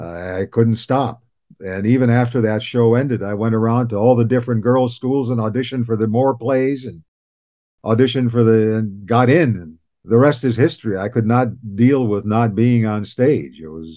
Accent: Cleveland, Ohio, United States; moved away as an adult; now in Canada; Cleveland, Ohio.

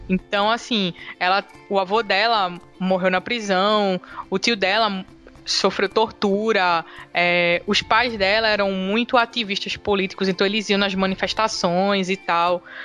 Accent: Recife, Pernambuco, Brazil; sou de Recife, dá pra perceber pelo meu sotaque

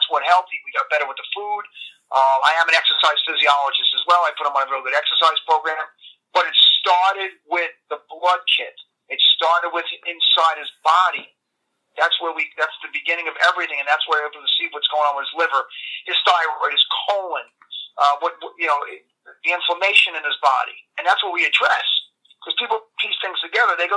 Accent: New York, United States; accent: New York

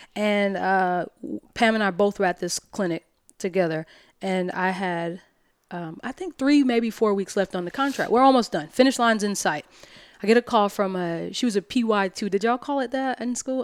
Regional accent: Alabama, United States; moved away as an adult; also born or lived in New York; I'm from Alabama

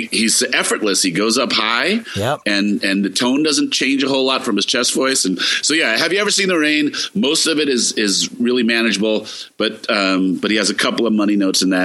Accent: New York City, New York, United States; Growing up in New York

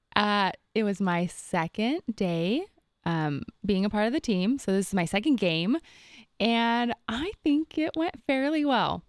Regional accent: Rancho Cucamonga, California, United States; I'm from Rancho Cucamonga, California, and that actually means land of the many rocks

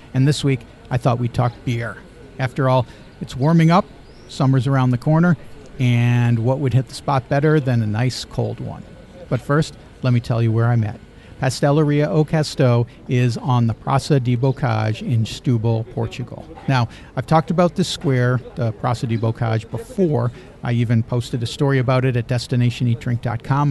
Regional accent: Chicago, Illinois, United States; when I was a teenager growing up in Chicagoland

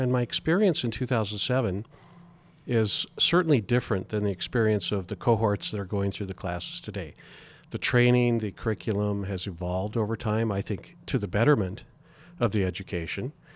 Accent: Spokane, Washington, United States; moved away as an adult; now in Montana, United States; born and raised in Spokane, Washington

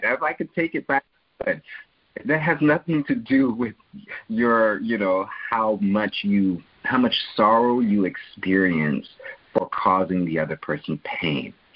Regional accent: Canada; I'm a Canadian

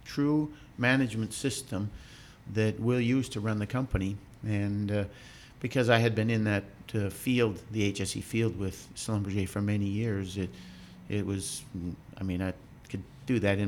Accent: Canada; moved away; I'm actually Canadian, and I graduated from university in Canada

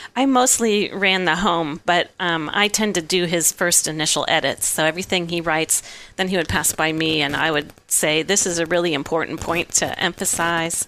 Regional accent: outside of Chicago, Illinois, United States; now in Kansas, United States; I grew up outside of Chicago.

